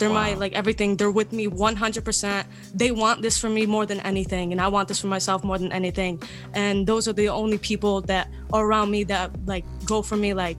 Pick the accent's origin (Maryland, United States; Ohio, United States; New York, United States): Ohio, United States; Cleveland; I'm from Cleveland, Ohio.